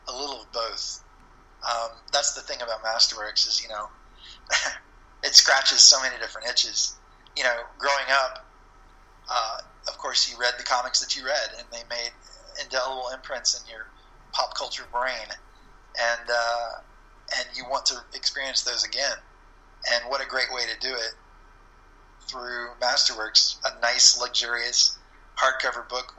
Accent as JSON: {"language": "English", "region": "Florida", "country": "United States", "tie": "born or raised there", "said": "the comic book store in my town where I grew up in Florida didn't have them"}